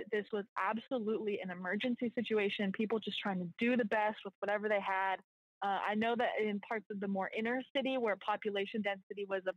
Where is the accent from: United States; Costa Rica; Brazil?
United States; just outside of Portland, Oregon; moved away as an adult; also born or lived in Central Texas; now in New Orleans, United States; So I was born and raised just outside of Portland, Oregon, and then spent 4 years in college in Central Texas